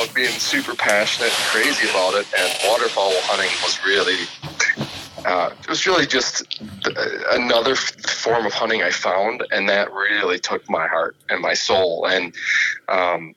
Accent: Appleton, Wisconsin, United States; Growing up in Wisconsin

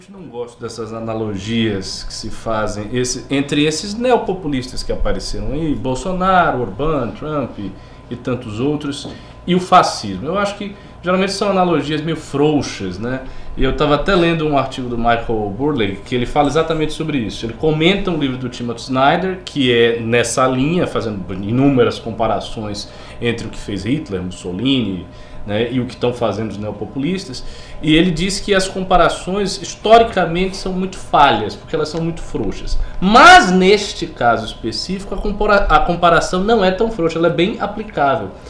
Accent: Bahia, Brazil; lá na Bahia, por exemplo, de onde eu sou

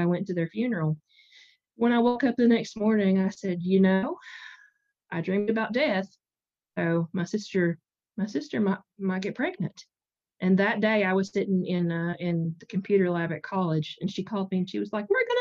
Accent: Eastern Kentucky, United States; I'm Appalachian, so I'm from Eastern Kentucky.

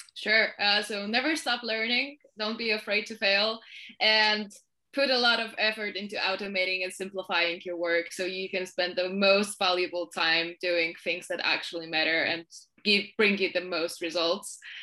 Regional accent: Poland; I'm from Poland. I currently live in Warsaw

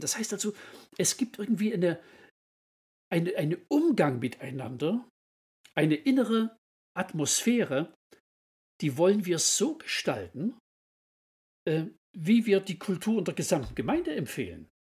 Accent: Kirchberg, Saxony, Germany; ich komme also aus Kirchberg in Sachsen

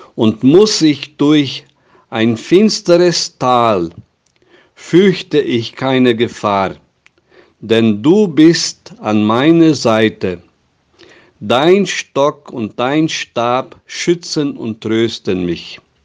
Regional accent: Brazil; bei uns in Brasilien

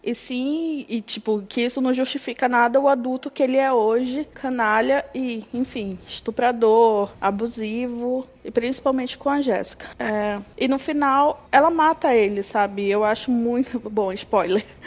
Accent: Belém, Pará, Brazil; eu sou de Belém

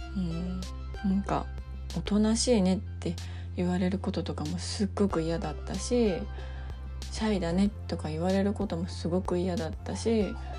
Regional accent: Japan; also born or lived in United States; 自分の住んでいる日本っていう国だとか、まあ、日本人っていうこと

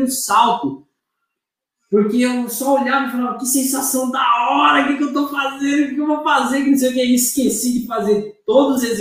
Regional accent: Brazil; moved away as an adult; now in Australia; Eu sou brasileiro.

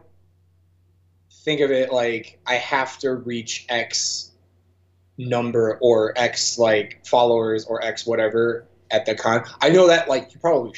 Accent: St. Charles, Illinois, United States; also born or lived in Savannah, Georgia; now in Chicago, United States; I was raised in St. Charles from age like 3 to 18

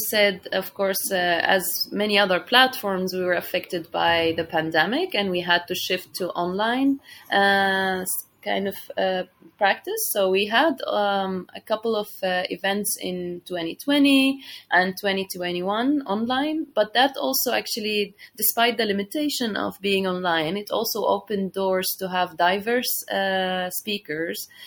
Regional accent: Syria; moved away as an adult; now in Istanbul, Turkey; I'm originally from Syria and I'm living here in Istanbul for the last six years

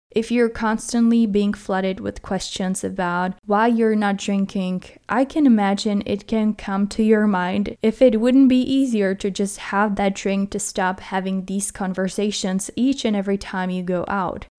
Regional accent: Czechia; moved away; I was born in the Czech Republic

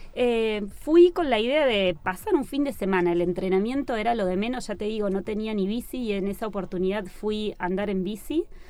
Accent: Buenos Aires, Argentina; also born or lived in Tandil; yo soy de Buenos Aires y vivo en Buenos Aires

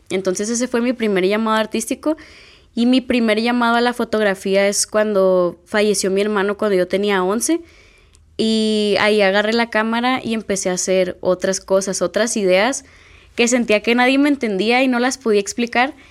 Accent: Culiacán, Sinaloa, Mexico; vivo en México, soy de Culiacán

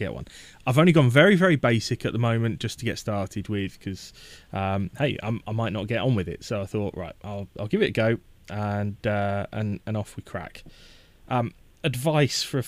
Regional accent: Essex, East of England, United Kingdom; I originate from Essex

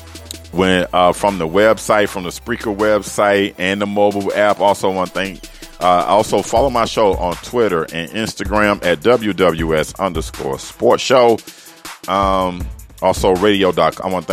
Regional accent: Miami, Florida, United States; from the 305, my hometown, Miami, Florida

